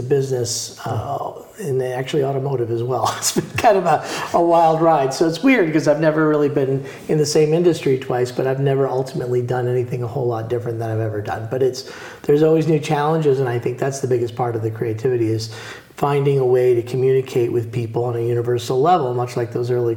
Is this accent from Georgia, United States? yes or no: no; New York City, New York, United States; also born or lived in Boston; now in New Orleans, United States; Growing up in the New York City area